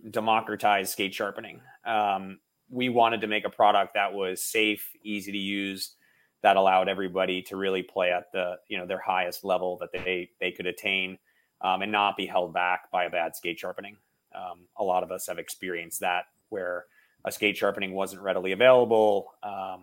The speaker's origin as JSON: {"language": "English", "region": "New Jersey", "country": "United States", "tie": "born or raised there", "also_born_or_lived": "Bay Area", "moved": "yes", "lives_now": "Boston, United States", "said": "I grew up in New Jersey."}